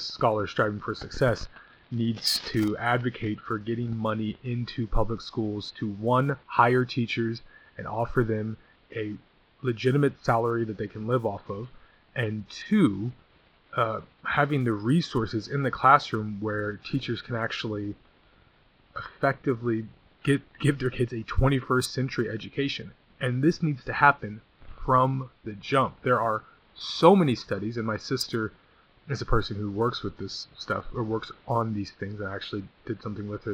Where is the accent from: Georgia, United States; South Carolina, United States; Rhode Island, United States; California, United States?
California, United States; Redlands; I'm from Redlands. It's right San Bernardino County, the jewel of the Inland Empire. It's a very nice place to grow up